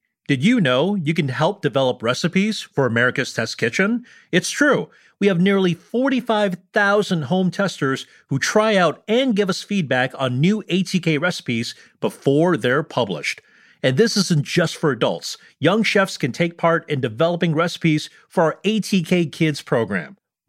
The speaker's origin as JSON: {"language": "English", "town": "Chicago", "region": "Illinois", "country": "United States", "tie": "born or raised there"}